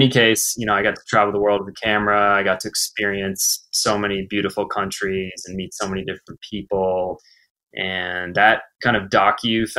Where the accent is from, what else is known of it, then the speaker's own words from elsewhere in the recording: Portland, Maine, United States; now in Los Angeles, United States; broadcasting live from my parents' home in Portland, Maine